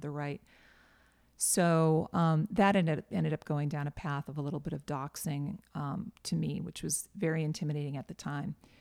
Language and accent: English; just outside of Boston, Massachusetts, United States; now in Nashville, United States; I grew up just outside of Boston